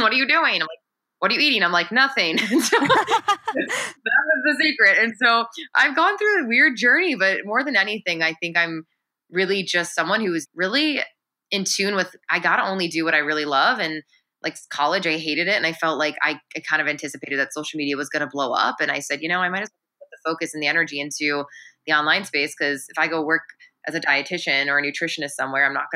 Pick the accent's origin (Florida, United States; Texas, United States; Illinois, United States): Illinois, United States; Chicago; now in Los Angeles, United States; I'm a Pisces from Chicago. I'm from the Midwest